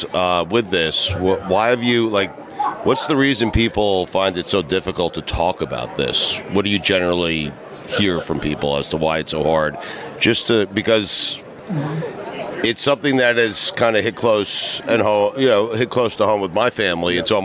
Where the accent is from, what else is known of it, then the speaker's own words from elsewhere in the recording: New York, United States; I'm from New York.